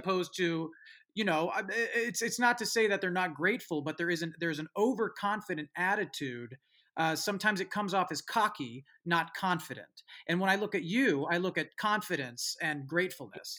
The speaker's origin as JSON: {"language": "English", "area": "San Francisco Bay Area", "region": "California", "country": "United States", "said": "where I'm from uh, San Francisco Bay Area"}